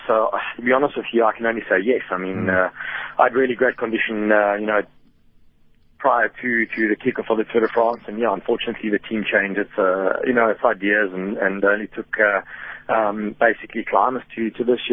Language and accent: English; South Africa; moved away; as a South African, it's always nice to win in South Africa. I mean, I don't get to race, back home very much at all